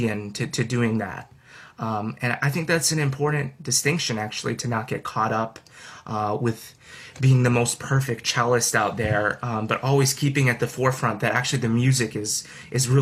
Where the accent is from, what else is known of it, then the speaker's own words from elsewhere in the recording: Skokie, Illinois, United States; also born or lived in Urbana-Champaign, Illinois; I'm from Skokie, Illinois